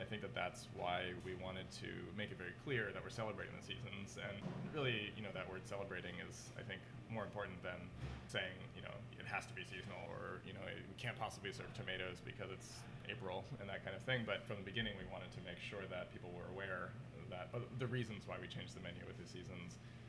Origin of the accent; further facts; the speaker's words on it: East Coast, United States; And I think that that's definitely growing up on the East Coast.